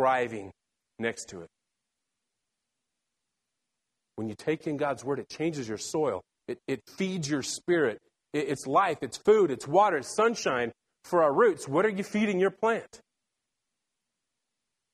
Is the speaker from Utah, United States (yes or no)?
yes; Salt Lake City, Utah, United States; I was born and raised in Salt Lake City, Utah